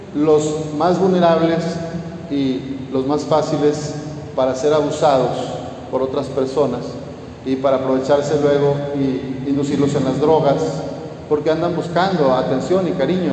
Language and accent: Spanish; Jalisco, Mexico; moved away as an adult; now in Torreón, Mexico; allá en Jalisco, en mi tierra